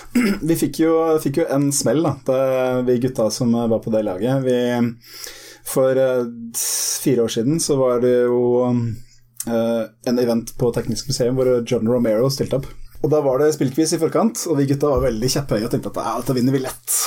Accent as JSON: {"language": "Norwegian", "town": "Heddal", "region": "Telemark", "country": "Norway", "also_born_or_lived": "Harstad", "moved": "yes", "lives_now": "Innlandet, Norway", "said": "jeg er ikke fra Notodden, jeg er fra rett utafor ei lita bygd som heter Heddal"}